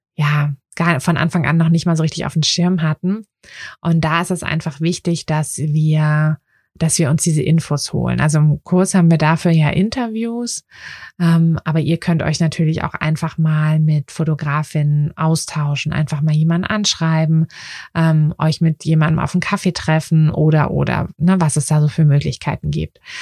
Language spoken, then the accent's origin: German; Berlin, Germany; in meiner Heimatstadt, also in Berlin